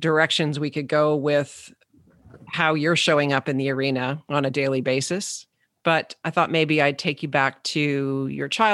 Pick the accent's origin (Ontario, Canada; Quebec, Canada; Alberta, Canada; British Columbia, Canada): Alberta, Canada; St. Albert; I grew up in St. Albert